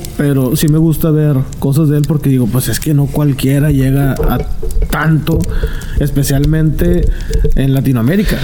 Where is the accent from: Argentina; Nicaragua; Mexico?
Mexico; soy mexicano